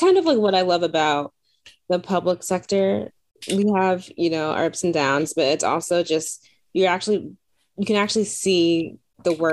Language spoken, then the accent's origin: English; the South, United States; I'm from the South as well